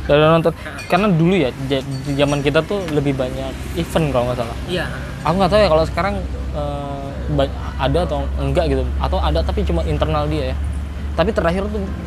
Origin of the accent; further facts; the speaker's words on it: Pekalongan, Central Java, Indonesia; also born or lived in Bogor; di tempat asalku eh, Pekalongan sama di Bogor